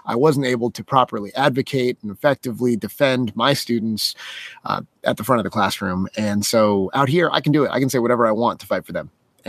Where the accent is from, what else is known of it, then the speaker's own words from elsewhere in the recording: Las Vegas, Nevada, United States; born there; I was born in Las Vegas, Nevada, which happens to have a town in it called Winchester, and it resides right in Clark County.